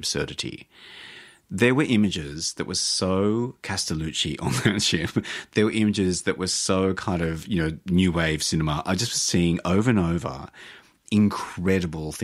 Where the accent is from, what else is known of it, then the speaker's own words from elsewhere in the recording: Australia; I'm Australian.